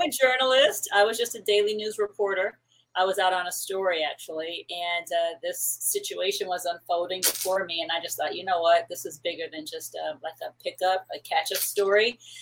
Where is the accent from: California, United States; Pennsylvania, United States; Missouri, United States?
California, United States; Paramount; also born or lived in New York / Puerto Rico (ancestry); my family is Puerto Rican. I was born in New York, and I lived in um, Paramount out here in Southern California, which is like largely Mexican. Uh, I went to high school in that community